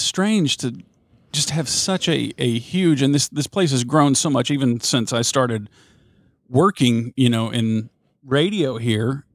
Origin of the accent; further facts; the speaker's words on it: Southern United States, United States; accent: thick Southern; people there would always comment on my Southern accent.